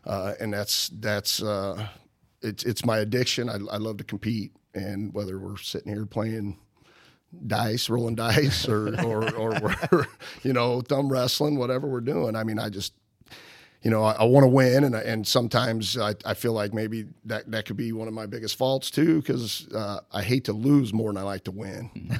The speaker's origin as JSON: {"language": "English", "town": "Bethalto", "region": "Illinois", "country": "United States", "tie": "born or raised there", "also_born_or_lived": "Alton, Illinois / Livingston, Illinois / Roxana, Illinois / Wood River, Illinois", "said": "moved down here with my mom in the Roxana Wood River area, 'cause that's where she grew up. And then she met my stepdad, and we moved to Bethalto in third grade"}